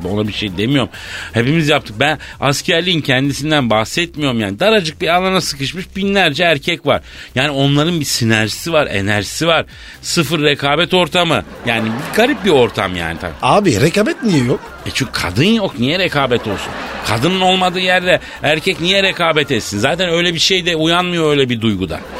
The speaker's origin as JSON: {"language": "Turkish", "country": "France", "first_language": "French", "second_language": "Turkish", "moved": "yes", "lives_now": "Turkey", "said": "benim ana dilim Fransızca."}